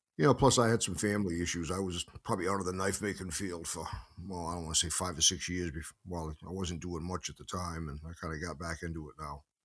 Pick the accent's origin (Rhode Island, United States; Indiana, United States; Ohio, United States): Rhode Island, United States; Carolina; I grew up in a small village. It was an old, uh, textile mill town at the time